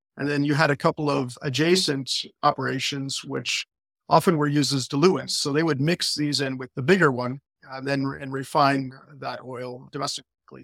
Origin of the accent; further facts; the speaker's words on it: Ohio, United States; moved away as an adult; now in Albania; I'm from Ohio. I'm American. I'm actually not Albanian